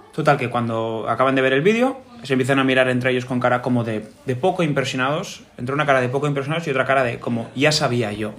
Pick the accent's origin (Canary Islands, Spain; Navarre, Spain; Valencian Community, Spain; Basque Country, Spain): Navarre, Spain; Pamplona; yo nací en Pamplona